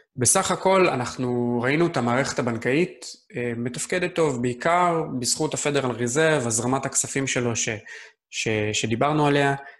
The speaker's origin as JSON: {"language": "Hebrew", "country": "Israel"}